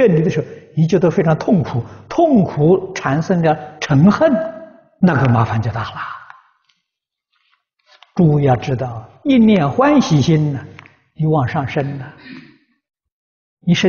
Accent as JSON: {"language": "Chinese", "country": "China", "said": "啊，我们中国人讲灵魂呢，走了没有？"}